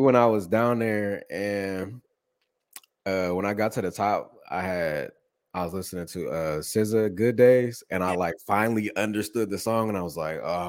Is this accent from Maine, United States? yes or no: no; Columbus, Ohio, United States; So I'm from Columbus, Ohio. Nobody knows where that's at.